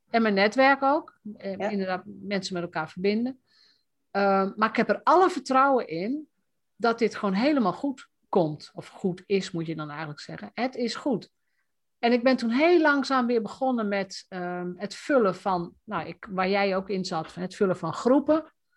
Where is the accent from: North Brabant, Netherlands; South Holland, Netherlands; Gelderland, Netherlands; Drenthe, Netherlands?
Drenthe, Netherlands; Roden; als Drents meisje, hè, want ik kom uit Rode